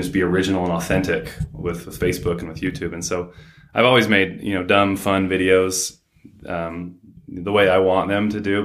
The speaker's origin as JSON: {"language": "English", "town": "South Ogden", "region": "Utah", "country": "United States", "tie": "born or raised there", "said": "I grew up here in Ogden, well, South Ogden"}